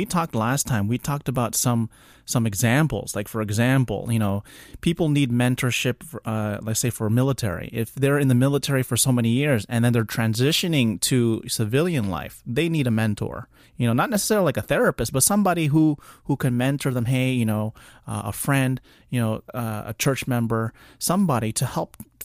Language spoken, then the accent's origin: English; South Florida, United States; I'm from South Florida, so we get it down here